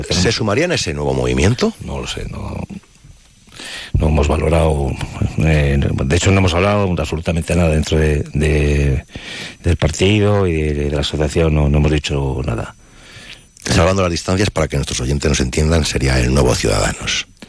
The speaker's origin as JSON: {"language": "Spanish", "country": "Spain", "said": "O sea, somos eh, españoles."}